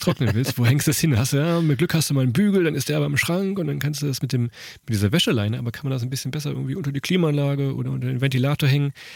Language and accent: German; Germany; wir kommen von der Weser